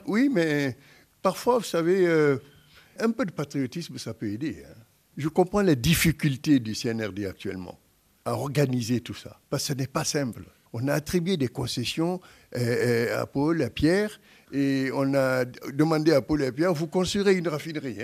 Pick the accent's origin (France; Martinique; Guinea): Guinea; moved away; en tant que Guinéen